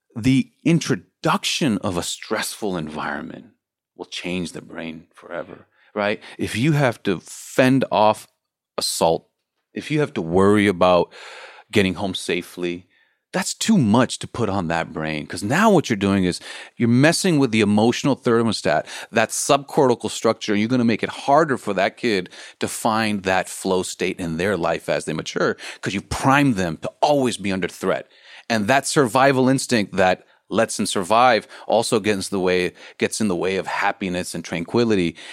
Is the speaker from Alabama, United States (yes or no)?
no; Los Angeles, California, United States; I'm from the States and I'm from Los Angeles